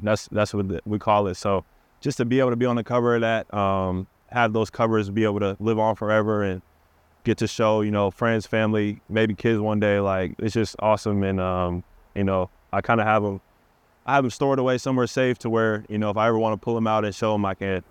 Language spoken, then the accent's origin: English; Seattle, Washington, United States; I'm from Seattle